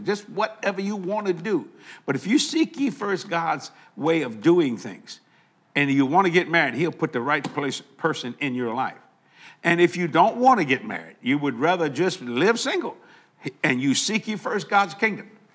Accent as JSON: {"language": "English", "country": "United States", "said": "I'm very proud of being called an American"}